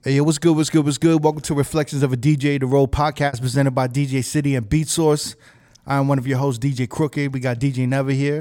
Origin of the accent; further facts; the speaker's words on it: New York City, New York, United States; I'm from Manhattan